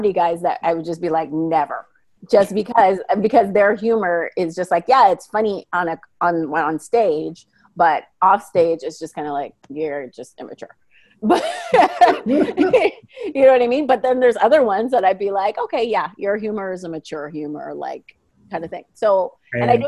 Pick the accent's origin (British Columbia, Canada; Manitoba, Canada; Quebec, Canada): Manitoba, Canada; I'm from Manitoba.